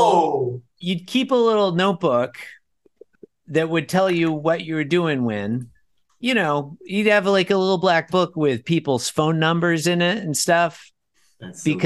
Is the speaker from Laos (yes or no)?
no; Australia; also born or lived in United States; as an Australian